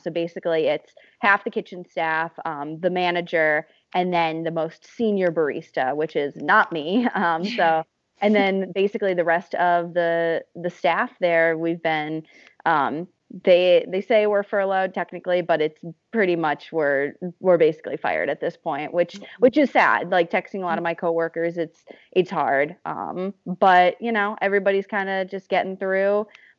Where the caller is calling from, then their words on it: Wisconsin, United States; Yeah, I am calling from Wisconsin right now. I'm back with my parents and my sister here. I usually live in Boston with my sister